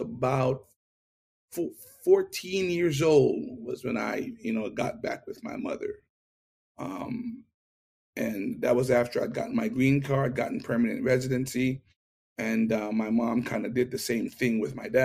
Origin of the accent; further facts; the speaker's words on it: Kingston, Jamaica; accent: Jamaican; moved away as an adult; also born or lived in New York, United States; now in United States; I was born in Kingston, Jamaica. And up until the age of five, I stayed with my mother